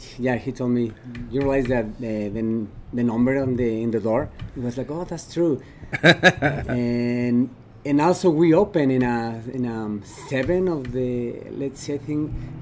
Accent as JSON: {"language": "English", "region": "Guanajuato", "country": "Mexico", "moved": "as an adult", "lives_now": "Utah, United States", "said": "I'm from Mexico. What part of Mexico? It's called Guanajuato. It's kind of center of Mexico."}